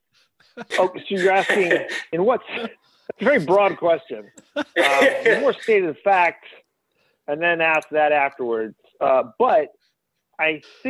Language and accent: English; Rhode Island, United States; now in Boston, United States; I grew up in Rhode Island